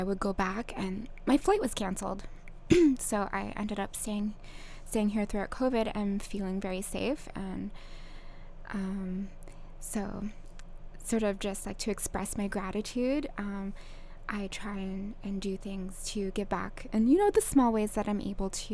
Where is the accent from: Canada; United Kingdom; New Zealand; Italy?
Canada; Okanagan, British Columbia; moved away as an adult; also born or lived in Vancouver, Canada / Tofino, Canada; now in Kauai, United States; I'm Canadian. Mm. I grew up in the Okanagan